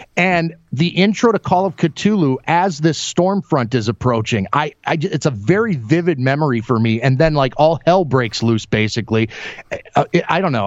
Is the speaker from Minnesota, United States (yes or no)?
yes; Minneapolis, Minnesota, United States; now in Iowa, United States; growing up in the upper Midwest here in the United States, I grew up in Minneapolis, Minnesota